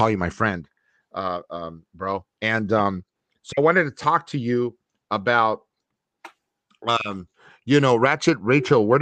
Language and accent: English; Los Angeles, California, United States; I grew up in Northeast LA, it's the East LA area, and it was government subsidized apartments